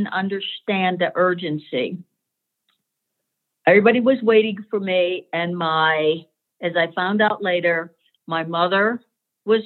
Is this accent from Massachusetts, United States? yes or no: yes; Boston, Massachusetts, United States; I returned to my home in Boston, Massachusetts